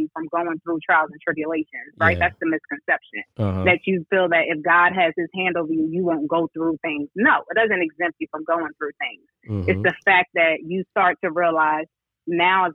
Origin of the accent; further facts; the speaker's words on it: New York City, New York, United States; also born or lived in Queens, New York City; now in Charlotte, United States; I was born in Queens, but then I was raised in my primary years in South Bronx.